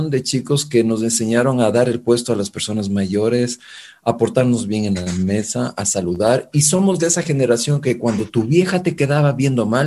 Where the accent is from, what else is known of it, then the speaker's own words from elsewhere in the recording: Quito, Pichincha, Ecuador; also born or lived in Mexico; yo soy quiteño de cepa, nací en la famosa clínica Mosquera en ese tiempo